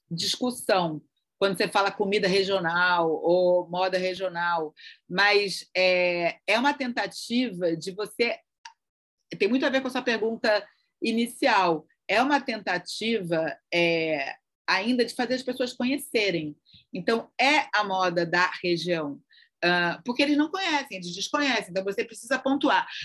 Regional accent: Northeast Region, Brazil; olha, somos do Nordeste, temos tudo isso em comum, mas também temos muitas histórias diferentes a contar.

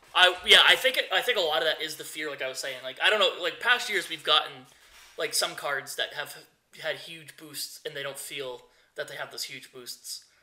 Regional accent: United States; I'm from the United States

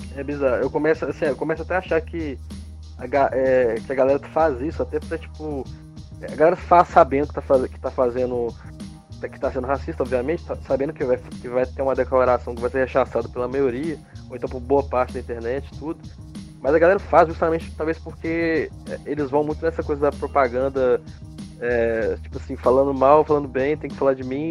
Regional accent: Brazil; como brasileiro

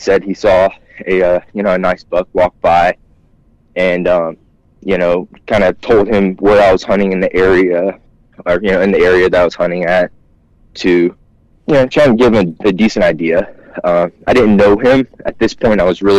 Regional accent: Georgia, United States; Yeah, so I grew up hunting in South Georgia.

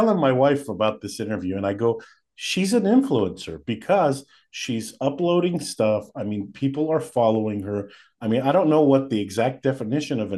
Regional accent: Fresno, California, United States; also born or lived in Glendale, California; I was born in Glendale. Shout out to Glendale. But I was raised in Fresno

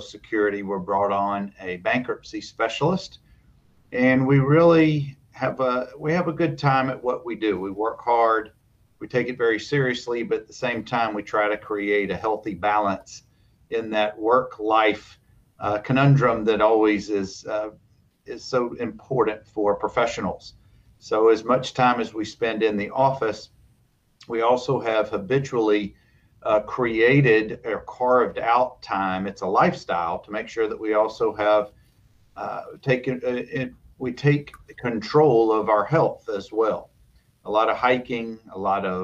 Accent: Dothan, Alabama, United States; we grew up in Dothan, just northwest of Tallahassee, Florida. And so my brothers and I grew up in Dad's office

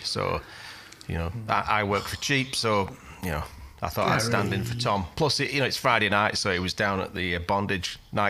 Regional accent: Huddersfield, Yorkshire and the Humber, United Kingdom; now in Canada; I am a Yorkshireman, Huddersfield born and bred.

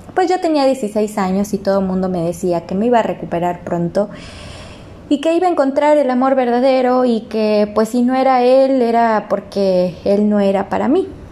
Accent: Ciudad Victoria, Tamaulipas, Mexico; somos de Tamaulipas, de Ciudad Victoria

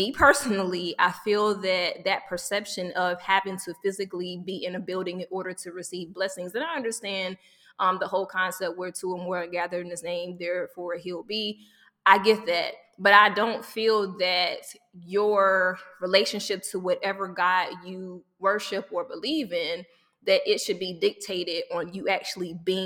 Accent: the South, United States; I grew up in the South and church was a big thing.

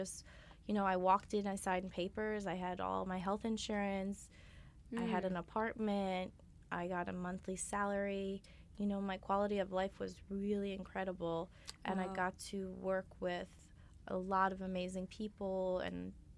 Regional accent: New York, United States; also born or lived in Germany; So yeah, I am from New York. I'm born and raised here, a New York native.

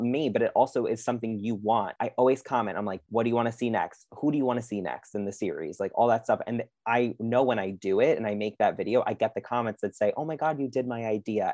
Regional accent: Long Island, New York, United States; I'm obviously from Long Island.

